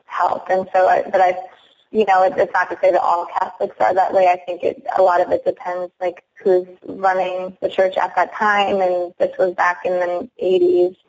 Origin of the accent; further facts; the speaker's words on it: Algoma, Wisconsin, United States; now in Baltimore, United States; I live in Baltimore, Maryland now, and I'm, I'm originally from Algoma, Wisconsin